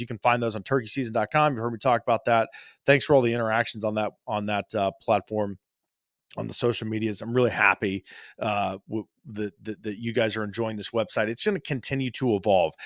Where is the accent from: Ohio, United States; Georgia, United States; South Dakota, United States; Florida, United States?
Ohio, United States; My home state of Ohio